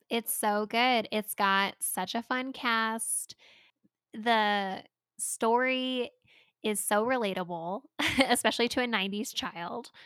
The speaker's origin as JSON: {"language": "English", "region": "California", "country": "United States", "moved": "yes", "lives_now": "Colorado, United States", "said": "as a California transplant into Colorado, people don't really seem that impressed that I'm from California"}